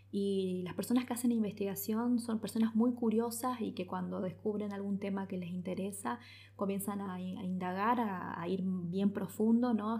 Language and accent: Spanish; El Dorado, Misiones, Argentina; also born or lived in Posadas; yo soy del Dorado